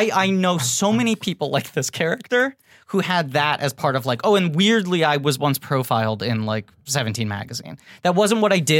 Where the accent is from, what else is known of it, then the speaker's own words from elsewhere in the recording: New York, United States; I grew up in New York